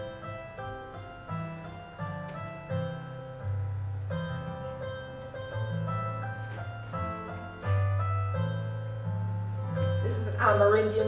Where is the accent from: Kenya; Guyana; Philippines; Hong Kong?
Guyana; Wakenaam, Essequibo Islands-West Demerara; moved away; I'm from Guyana, grew up in Wokanam